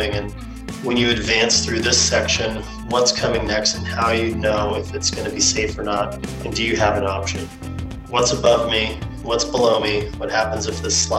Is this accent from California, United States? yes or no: yes; California, United States; They raised my brother and I up at Lake Tahoe.